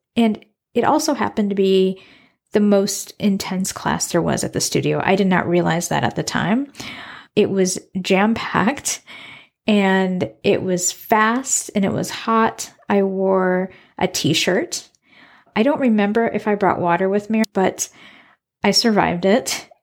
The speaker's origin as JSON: {"language": "English", "country": "United States", "tie": "born or raised there", "also_born_or_lived": "Suriname", "moved": "as an adult", "lives_now": "Iowa City, United States", "said": "I moved back to my hometown, which is the Quad Cities, a region of four cities on the Iowa, Illinois border."}